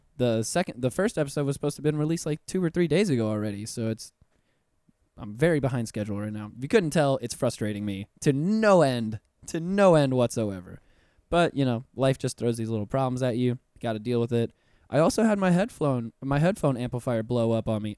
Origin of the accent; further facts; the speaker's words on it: Puerto Rico; now in Orlando, United States; I'm puertorriqueño myself, so I'm, I'm also from the Caribbean